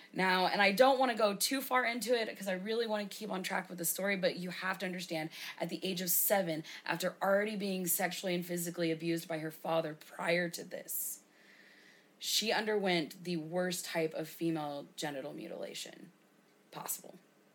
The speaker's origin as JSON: {"language": "English", "country": "United States", "said": "Because, again, we're American."}